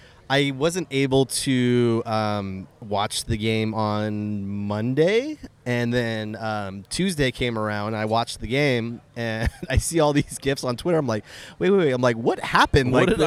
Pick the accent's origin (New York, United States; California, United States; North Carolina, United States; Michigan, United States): California, United States; Lakeside; I grew up in Lakeside.